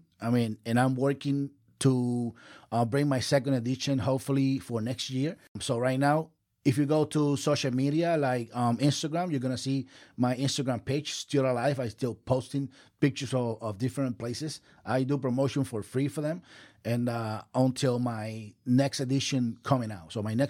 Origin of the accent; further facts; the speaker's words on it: Puerto Rico; moved away as an adult; also born or lived in Philadelphia; now in Orlando, United States; I am original from Puerto Rico. And when I moved here 10 years ago, I moved to Orlando 10 years ago.